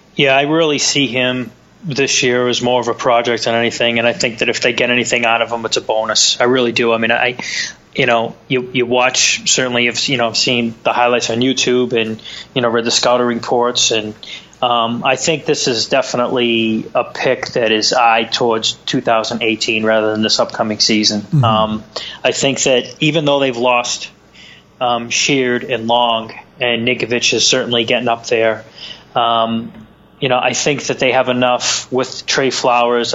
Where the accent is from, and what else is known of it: Boston, Massachusetts, United States; accent: Boston